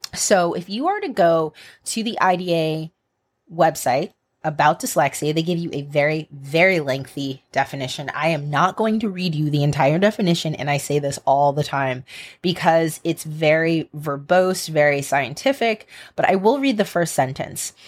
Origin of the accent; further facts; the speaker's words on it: United States; an American and as an American educator